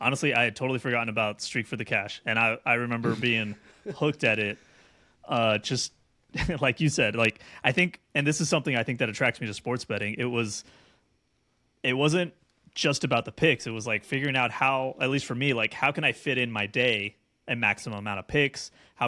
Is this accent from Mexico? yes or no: yes; Mexico; So I grew up in Mexico for a little while.